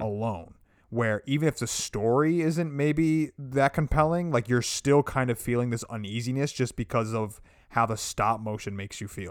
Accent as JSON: {"language": "English", "country": "United States", "said": "as an American"}